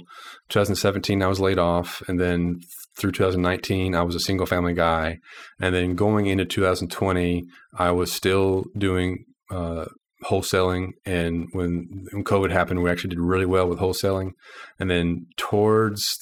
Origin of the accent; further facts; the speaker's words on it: Texas, United States; now in Little Rock, United States; I grew up in Texas